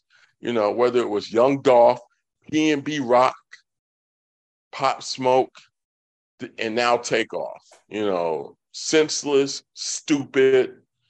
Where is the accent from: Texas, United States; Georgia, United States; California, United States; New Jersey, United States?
Georgia, United States; Atlanta; I'm from East Atlanta, and I did live in North Atlanta briefly when I graduated from college.